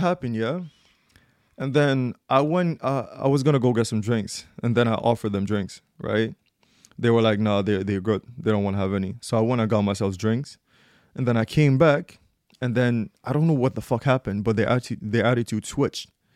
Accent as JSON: {"language": "English", "country": "Gambia", "said": "I'm from Gambia"}